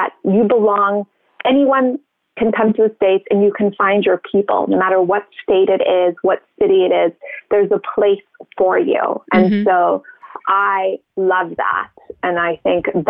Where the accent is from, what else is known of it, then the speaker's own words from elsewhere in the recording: Cape Town, Western Cape, South Africa; moved away as an adult; also born or lived in Zimbabwe; I was born in Zimbabwe, which is a country just above South Africa. And then I went to school in Cape Town, which is at the bottom point of South Africa. So high school and university